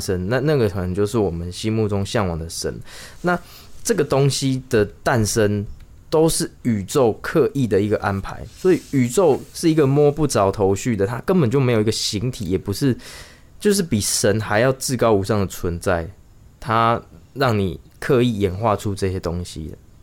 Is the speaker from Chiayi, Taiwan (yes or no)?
yes; Chiayi, Taiwan; moved away; 我们都是嘉义人